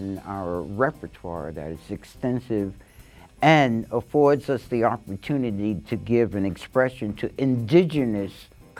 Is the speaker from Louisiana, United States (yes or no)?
no; New York City, New York, United States; I was born and raised in Harlem.